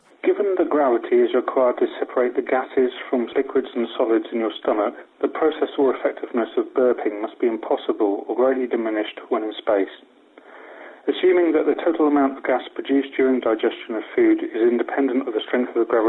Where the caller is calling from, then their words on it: Napier, Hawke's Bay, New Zealand; I'm calling from Napier in New Zealand.